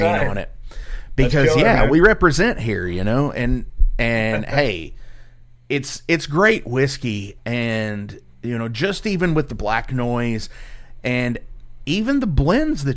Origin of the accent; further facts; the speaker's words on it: Louisville, Kentucky, United States; I'm from the Louisville area